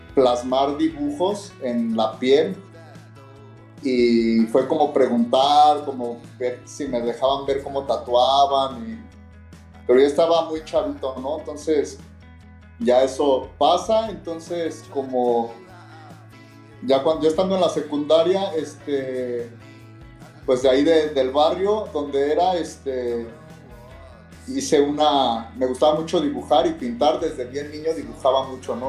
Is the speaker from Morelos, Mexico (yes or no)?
no; León, Guanajuato, Mexico; soy de León, Guanajuato, entonces de un barrio